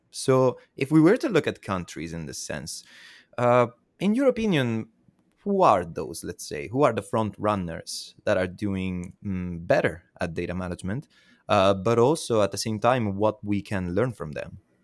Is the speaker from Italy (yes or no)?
yes; Southern Italy, Italy; my hometown in South Italy